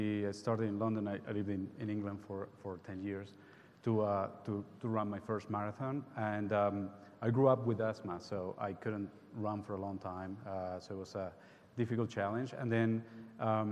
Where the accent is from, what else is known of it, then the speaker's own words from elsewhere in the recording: Uruguay; moved away; I was raised and born in Uruguay